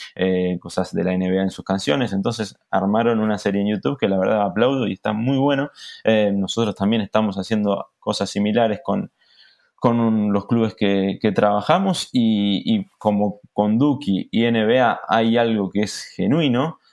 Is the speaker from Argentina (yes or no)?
yes; Argentina; como argentino me llena de orgullo